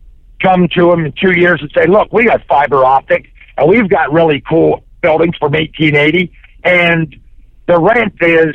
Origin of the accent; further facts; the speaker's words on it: Cincinnati, Ohio, United States; now in Hillsboro, United States; I grew up in Cincinnati.